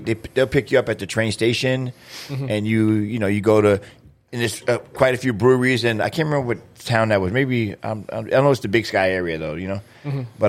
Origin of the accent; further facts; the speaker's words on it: New York, United States; also born or lived in Visalia, California; now in Grand Forks, United States; the sucky thing about growing up in New York, they always try to, like, colorblind you to other things. I'm like, just because I'm a black kid and I'm tall doesn't mean I have to play basketball or football.